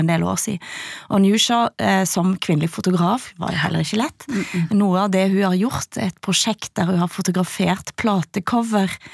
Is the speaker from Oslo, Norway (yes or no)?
no; Ryfylke, Rogaland, Norway; jeg kan kjenne meg som vestlending, jeg kan kjenne meg som ryfylking.